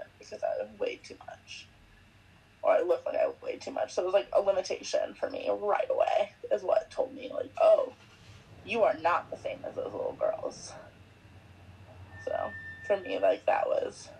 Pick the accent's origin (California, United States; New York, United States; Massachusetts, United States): California, United States; Valencia; I grew up right near Magic Mountain in L.A. or Valencia, whatever you want to say.